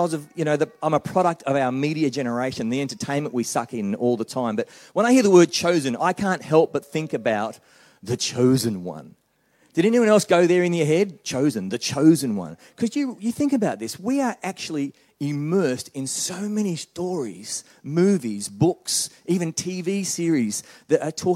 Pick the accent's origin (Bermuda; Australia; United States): Australia; moved away as an adult; now in New Zealand; I'm an Australian